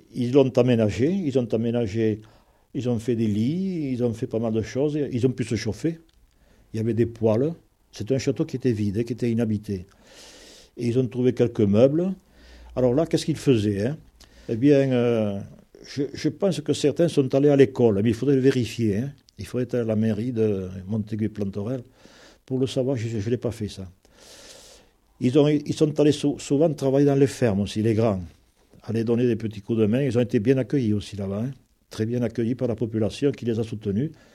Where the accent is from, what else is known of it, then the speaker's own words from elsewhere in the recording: Lauragais, Occitania, France; ici chez nous, dans le Logagé